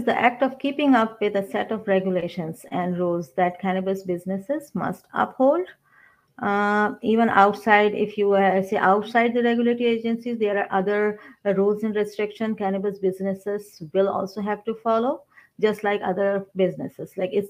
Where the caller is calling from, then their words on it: Toronto, Ontario, Canada; I'm in Toronto, Canada, Ontario.